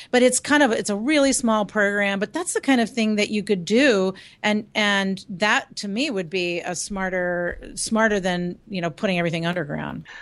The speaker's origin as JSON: {"language": "English", "town": "Lynchburg", "region": "Virginia", "country": "United States", "tie": "born or raised there", "said": "Lynchburg is my hometown, so my folks live there"}